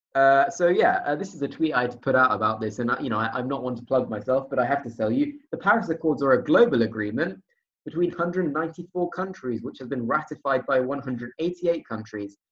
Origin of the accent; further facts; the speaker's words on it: United Kingdom; as a Brit